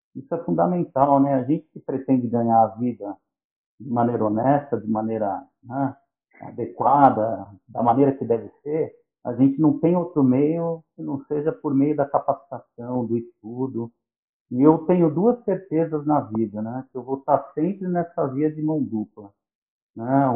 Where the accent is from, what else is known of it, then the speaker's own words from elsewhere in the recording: São Paulo, Brazil; now in São Bernardo do Campo, Brazil; Eu nasci em São Paulo, nasci em Moema, e morei em Moema até os 11 anos, depois fui para o Jardim Aeroporto, onde eu fiquei